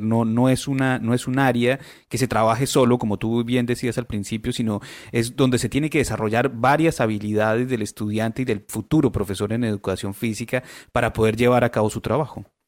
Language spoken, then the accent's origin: Spanish; Colombia; now in Chile; yo soy colombiano